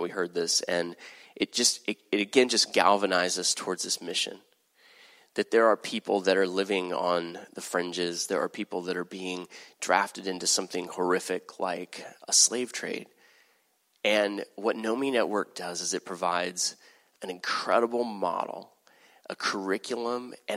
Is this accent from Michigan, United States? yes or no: no; Texas, United States; I'm from Texas